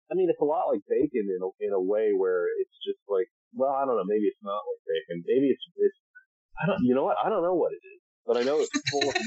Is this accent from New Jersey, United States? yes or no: yes; Chatham, New Jersey, United States; moved away as an adult; also born or lived in New York; now in Los Angeles, United States; I grew up in Chatham, New Jersey, which is in Morris County.